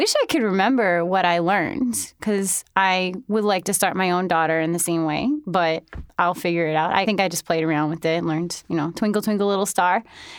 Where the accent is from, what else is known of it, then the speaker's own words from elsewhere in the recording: New York City, New York, United States; also born or lived in Holland, Michigan / Arizona / Colorado; I was born in Holland, Michigan, and I lived there until I was about 2.5 or 3, and then I moved around a bit. I moved to Arizona and then Colorado, and then I moved to New York City finally when I was 9.